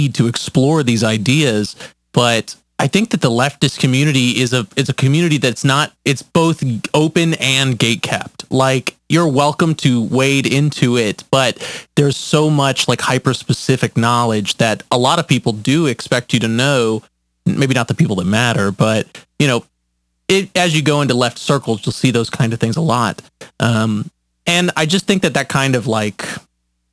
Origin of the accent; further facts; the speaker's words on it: Atlanta, Georgia, United States; I'm 27 years old from Atlanta, Georgia.